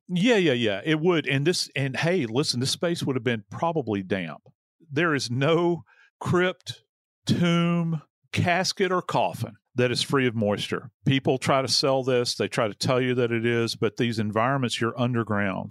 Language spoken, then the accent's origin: English; New Orleans, Louisiana, United States; I am from New Orleans